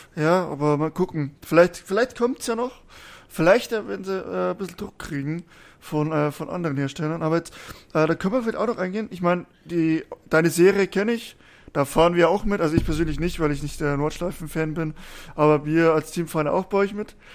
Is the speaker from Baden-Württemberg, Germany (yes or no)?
no; Bavaria, Germany; Ich komme ja aus Bayern, aus dem tiefsten Süden